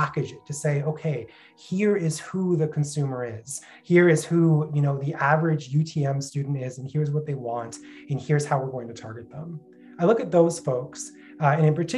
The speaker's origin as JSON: {"language": "English", "town": "Brampton", "region": "Ontario", "country": "Canada", "said": "I'm from Brampton."}